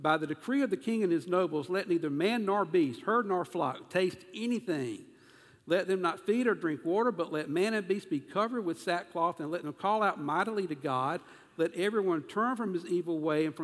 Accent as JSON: {"language": "English", "region": "South Carolina", "country": "United States", "accent": "southern", "said": "I'm from South Carolina, but apparently I've got a dialect."}